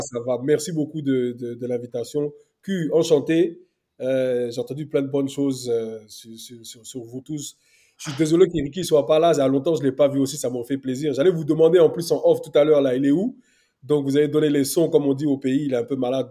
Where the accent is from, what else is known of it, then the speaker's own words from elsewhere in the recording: Paris, Île-de-France, France; moved away as an adult; also born or lived in Côte d'Ivoire / England / Wales; now in United Kingdom; Moi, après, parisien, né à Paris, euh, après, bon, la m'a, m'a, m'a, m'a jeté en Côte d'Ivoire pendant deux ans, mais sinon, moi, je suis né à Paris